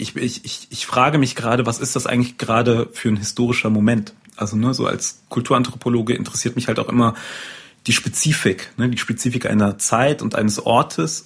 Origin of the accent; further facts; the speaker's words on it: North Rhine-Westphalia, Germany; ich bin aufgewachsen im Niederrhein, am Niederrhein sagt man, glaube ich, und äh, in einer Kleinstadt